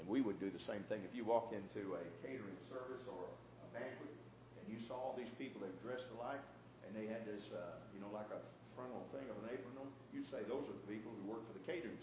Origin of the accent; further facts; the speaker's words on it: the South, United States; when I was growing up in the South